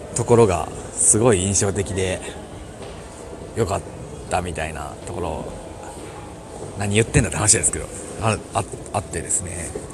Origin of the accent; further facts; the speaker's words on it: Mie, Japan; moved away; 私三重県出身なんですけど